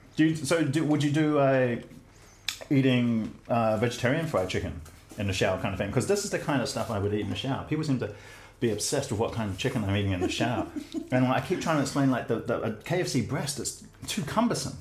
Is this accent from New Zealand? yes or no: yes; New Zealand; I'm a Kiwi male